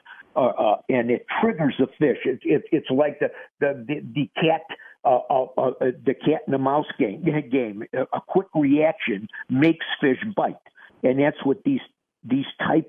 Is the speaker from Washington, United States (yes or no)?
no; Minnesota, United States; my home state of Minnesota